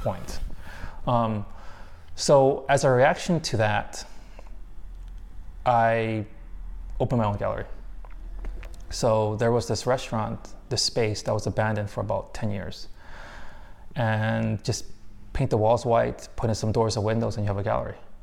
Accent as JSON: {"language": "English", "country": "United States", "moved": "yes", "said": "I was from America"}